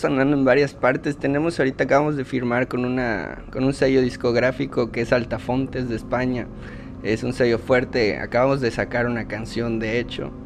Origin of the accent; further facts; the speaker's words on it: Yucatán, Mexico; soy yucateco orgullosamente